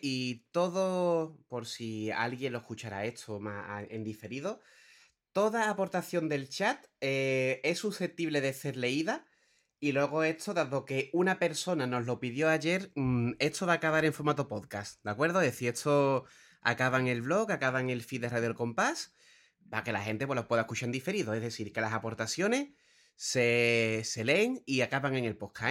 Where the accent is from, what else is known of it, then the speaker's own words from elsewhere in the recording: Puerto Real, Andalusia, Spain; Pater y yo venimos de Puerto Real